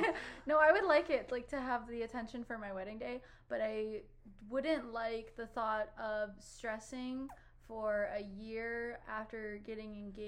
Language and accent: English; Cleveland, Ohio, United States; currently my hometown is Cleveland